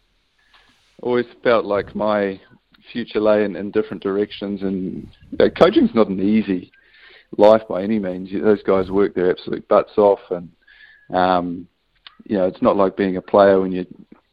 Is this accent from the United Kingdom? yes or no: no; New Zealand; as a Kiwi without a European passport